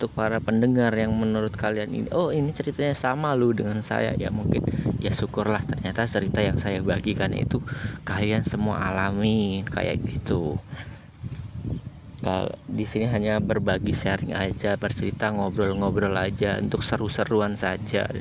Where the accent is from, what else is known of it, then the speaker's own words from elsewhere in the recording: Kalianda, Lampung, Indonesia; born there; saya lahir di Kalianda Lampung Selatan di 28 tahun yang lalu